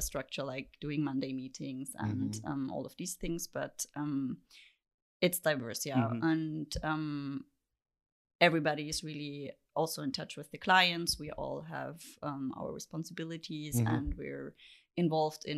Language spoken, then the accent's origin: English; Vienna, Austria; moved away as an adult; also born or lived in Halle, Germany; now in Berlin, Germany; I lived in Vienna before